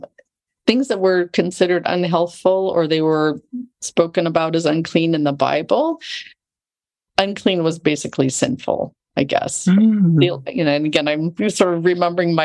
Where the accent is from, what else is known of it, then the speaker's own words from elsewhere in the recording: Loma Linda, California, United States; I grew up right near Loma Linda, California